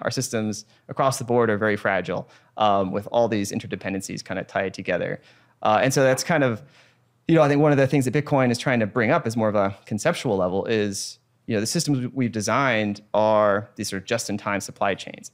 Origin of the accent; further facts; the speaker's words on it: United States; I'm an American.